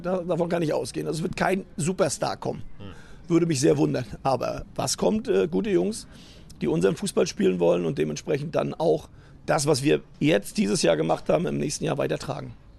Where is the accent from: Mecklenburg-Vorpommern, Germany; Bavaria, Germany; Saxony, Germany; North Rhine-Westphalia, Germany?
Mecklenburg-Vorpommern, Germany; Rostock; moved away as an adult; also born or lived in Berlin; now in Cologne, Germany; ich bin dann immer noch Norddeutsch, bin immer noch Rostocker, das mit Leib und Seele